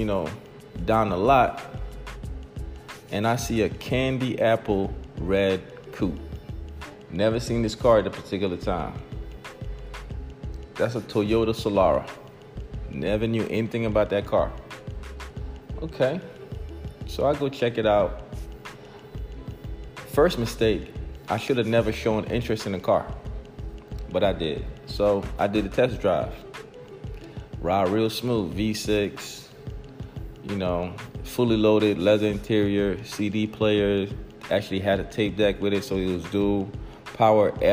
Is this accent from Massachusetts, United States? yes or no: no; New Jersey, United States; moved away as an adult; I was from Jersey.